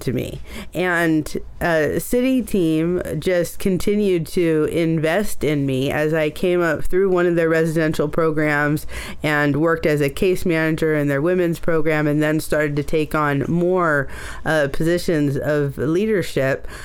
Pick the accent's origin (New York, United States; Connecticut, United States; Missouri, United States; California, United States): California, United States; Oakland; I was born in Oakland. A lot of my early story is in Oakland.